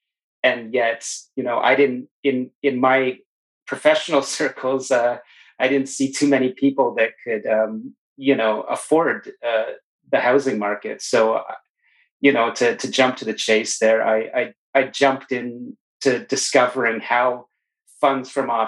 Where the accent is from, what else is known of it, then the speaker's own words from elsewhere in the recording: Toronto, Ontario, Canada; moved away as an adult; also born or lived in Japan; now in Vancouver, Canada; So I grew up in the Greater Toronto area